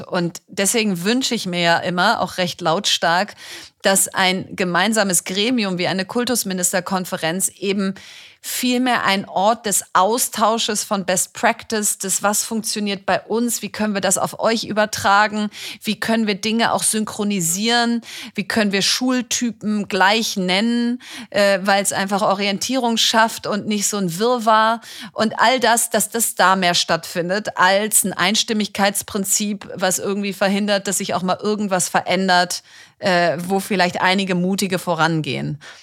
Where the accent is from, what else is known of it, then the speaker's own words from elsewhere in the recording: Bielefeld, North Rhine-Westphalia, Germany; Ich komme aus Bielefeld